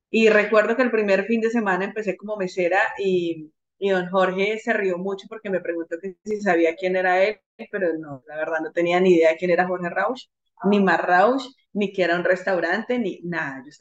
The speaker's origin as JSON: {"language": "Spanish", "country": "Colombia", "said": "creo que la mayoría de personas acá somos colombianos"}